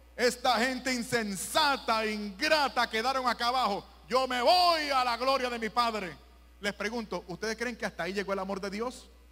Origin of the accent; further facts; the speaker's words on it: Puerto Rico; en Puerto Rico, mi país